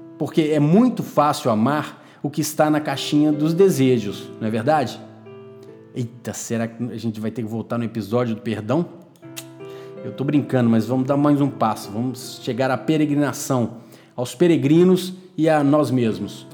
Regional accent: Minas Gerais, Brazil; also born or lived in Porto; minha terra, Minas Gerais

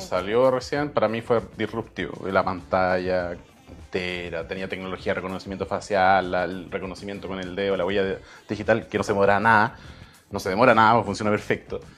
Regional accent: Talagante, Santiago Metropolitan Region, Chile; also born or lived in Temuco; Yo nací en Temuco, ah. pero toda la vida fue en Talagante.

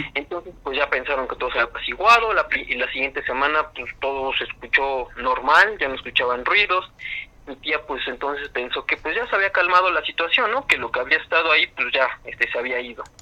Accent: San Rafael, State of Mexico, Mexico; yo soy del Estado de México, de una zona que está cerca de los volcanes del Iztaccíhuatl y el Popocatépetl.

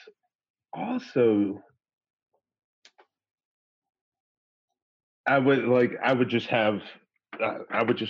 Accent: Virginia, United States; I'm a weird black dude from Virginia

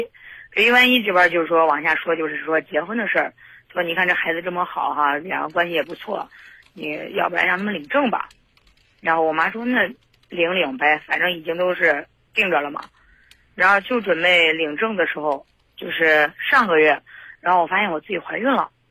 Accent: Zhengzhou, Henan, China; 因为这个男男生是东北的外地的，然后我家是郑州的

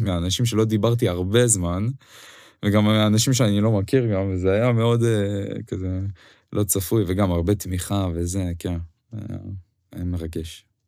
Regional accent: Ukraine; Hebrew is a second language; moved away as an adult; now in Israel; אוקראינה כן מדינת המולדת שלי

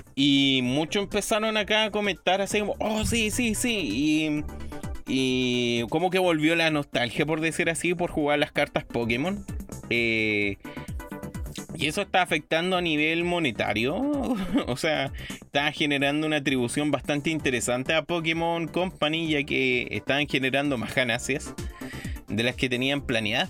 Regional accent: Chile; todos los chilenos somos

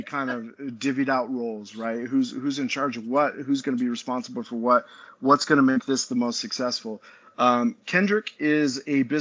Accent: Utah, United States; I grew up in Utah.

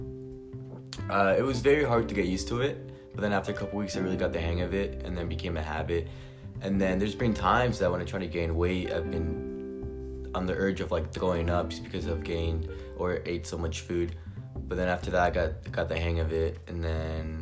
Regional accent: Southern California, United States; moved away as an adult; now in San Francisco, United States; I'm from SoCal.

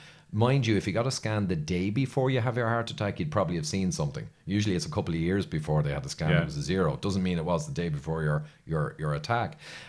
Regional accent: Ireland; But then I'm Irish. We're all like that.

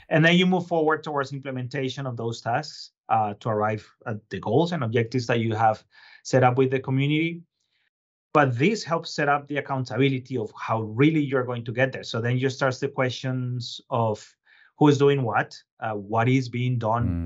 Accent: Bogotá, Colombia; moved away as an adult; also born or lived in Boston / New York; now in Lowell, United States; I was originally born and raised in Colombia, but I've been living here for about two decades now

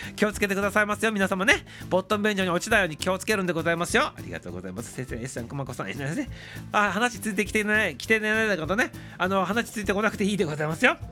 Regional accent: Toyama, Japan; now in Tokyo, Japan; 富山の出身でございます

